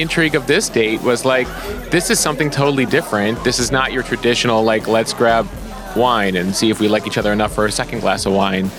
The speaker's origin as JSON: {"language": "English", "town": "Chicago", "region": "Illinois", "country": "United States", "tie": "born or raised there", "also_born_or_lived": "Washington, D.C.", "moved": "as an adult", "lives_now": "New York, United States", "said": "I grew up in Chicago."}